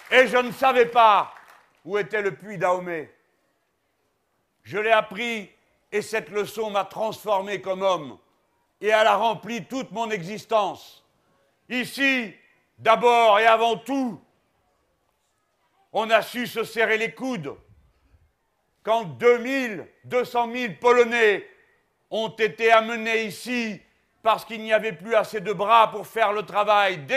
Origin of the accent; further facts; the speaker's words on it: Hauts-de-France, France; Moi, je suis d'ici, je suis du Pas-de-Calais, du bassin minier, pour la raison que, comme vous, mes grands-parents n'étaient pas français